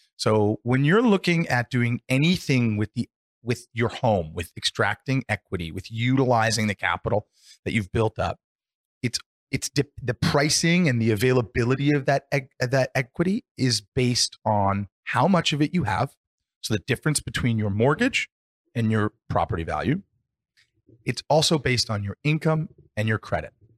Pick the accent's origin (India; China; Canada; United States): Canada; we're fortunate in Canada